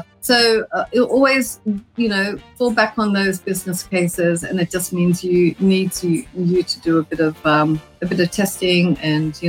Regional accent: Australia; moved away; in Australia, I'm Australian

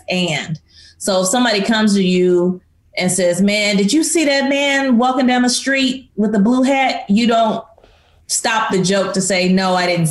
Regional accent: East St. Louis, Illinois, United States; I grew up in East St. Louis and you know, the famous people from East St. Louis are Miles Davis

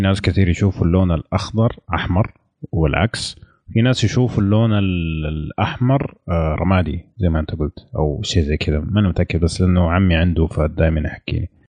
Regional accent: Saudi Arabia; عندنا في السعودية

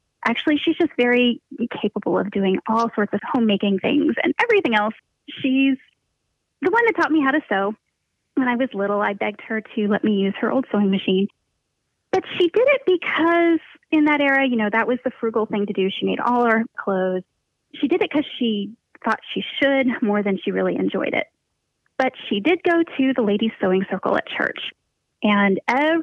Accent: just outside Philadelphia, southeast Pennsylvania, United States; moved away as an adult; now in southwest Missouri, United States; I was born in Pennsylvania, southeast Pennsylvania, and we moved around quite a little bit when I was really little and then settled back in the same area of Pennsylvania, just outside Philadelphia. And that's basically where I went to school. So that's kind of where I was raised

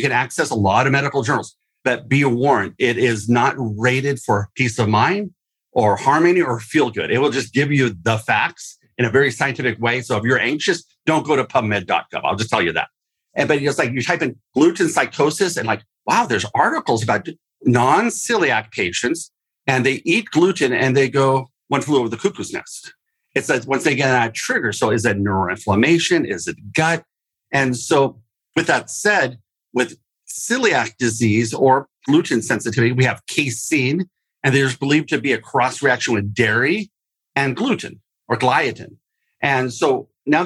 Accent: Oregon, United States; I'm from Oregon, microbrew capital of the world, or at least our state

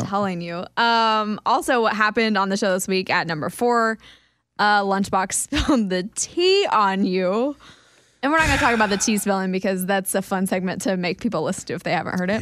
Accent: Kansas, United States; I'm from Kansas, we eat cinnamon rolls with chili

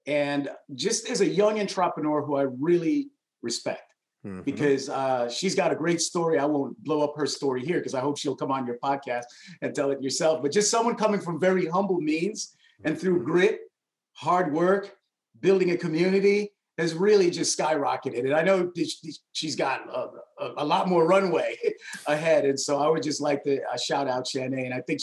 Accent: Hartford, Connecticut, United States; also born or lived in New York; I grew up in New York and Connecticut

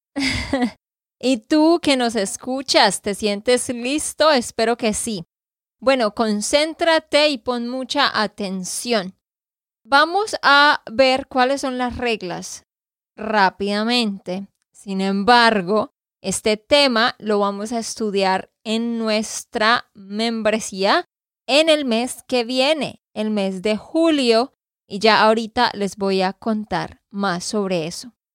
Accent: Santander, Colombia; de Santander, Colombia

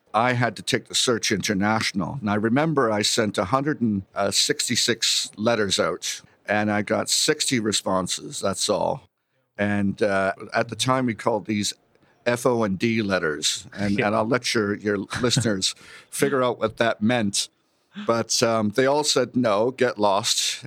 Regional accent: Toronto, Ontario, Canada; moved away as an adult; I was born here in Toronto

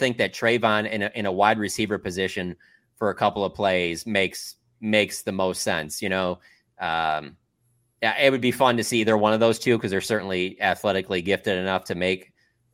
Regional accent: Detroit, Michigan, United States; moved away; growing up in the Detroit area

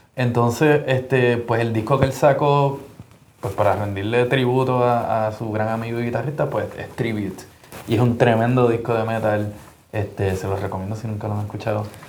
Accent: Puerto Rico; yo soy de Puerto Rico

